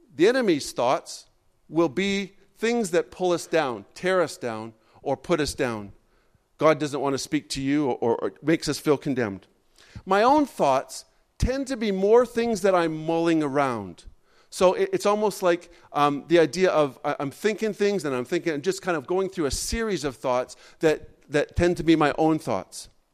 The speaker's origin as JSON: {"language": "English", "country": "Canada", "said": "I'm a Canadian"}